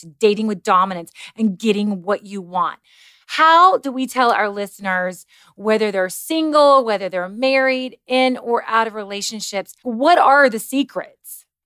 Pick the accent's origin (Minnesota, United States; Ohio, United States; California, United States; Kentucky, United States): Kentucky, United States; I grew up in a very Christian household. I'm from Kentucky.